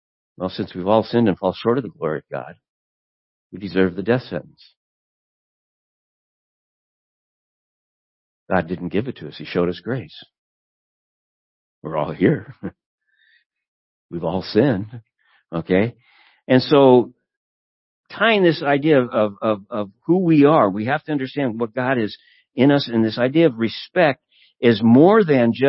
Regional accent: United States; as an American living in the United States

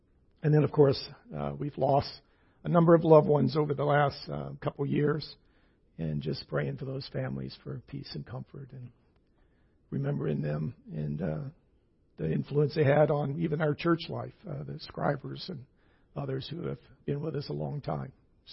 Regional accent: the South, United States; moved away; I grew up Baptist in the South

